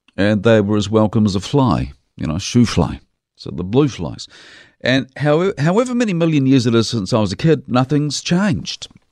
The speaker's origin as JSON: {"language": "English", "town": "Dunedin", "region": "Otago", "country": "New Zealand", "tie": "born or raised there", "moved": "yes", "lives_now": "Christchurch, New Zealand", "said": "When I was a kid growing up in Dunedin"}